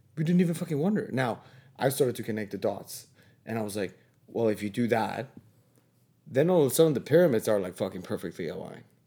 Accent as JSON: {"language": "English", "country": "Mexico", "tie": "born or raised there", "moved": "as an adult", "lives_now": "Toronto, Canada", "said": "I went back to Mexico for a couple years"}